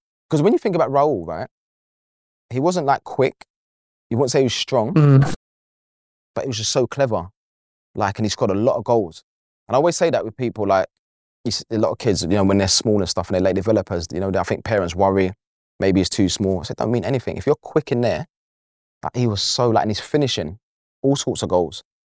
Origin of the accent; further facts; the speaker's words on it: Canning Town, London, United Kingdom; But to be fair, even back then, it weren't as bad as it is now. But at the same time, it wasn't easy growing up in East then, because come from, like, obviously working class background, big family, footballing family.